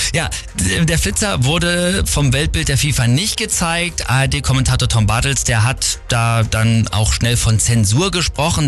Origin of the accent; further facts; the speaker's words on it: Germany; bei uns in Deutschland